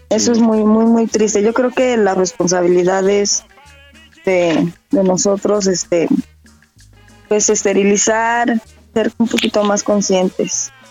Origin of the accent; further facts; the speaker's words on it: Morelos, Mexico; Yo nací en Morelos